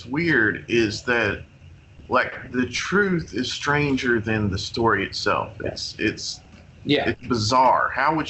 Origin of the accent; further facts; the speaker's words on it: McCreary County, Kentucky, United States; I'm from McCreary County, so it's about 30 miles south of Somerset. I'm from like a small mining town south of here